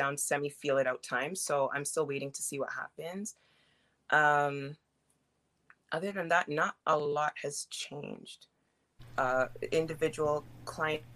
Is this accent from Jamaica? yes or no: yes; Jamaica; I'm Jamaican